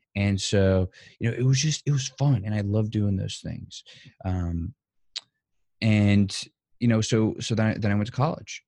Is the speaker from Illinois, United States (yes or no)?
no; New Orleans, Louisiana, United States; born and raised in New Orleans, Louisiana. Still, still am here today.